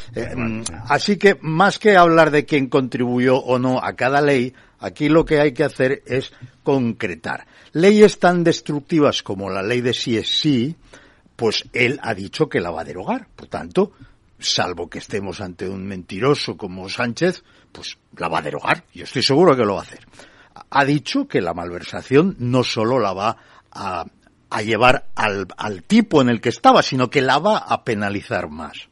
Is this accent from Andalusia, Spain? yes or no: no; Barcelona, Catalonia, Spain; moved away as an adult; nací en Barcelona y viví en Barcelona hasta hace cuatro años